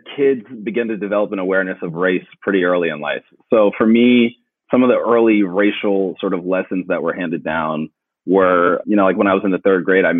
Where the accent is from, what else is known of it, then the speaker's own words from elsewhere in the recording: Philadelphia, Pennsylvania, United States; I grew up in Philly